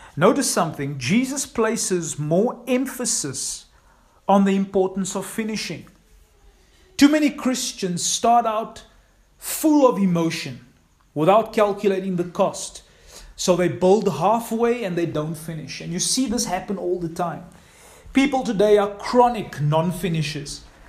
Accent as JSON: {"language": "English", "town": "East London", "region": "Eastern Cape", "country": "South Africa", "tie": "born or raised there", "said": "Cindy and I grew up in East London"}